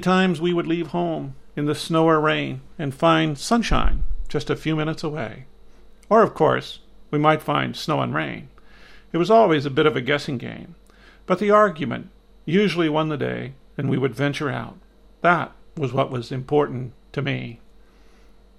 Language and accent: English; Midwest, United States; Growing up in the Midwest